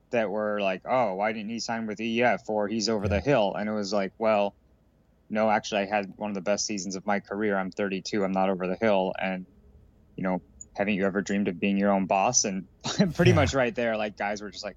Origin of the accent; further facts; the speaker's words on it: Colorado, United States; as a kid growing up in Colorado